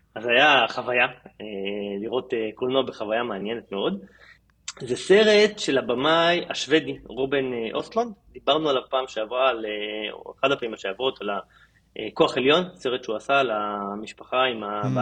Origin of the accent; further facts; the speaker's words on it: Israel; לנו כישראלים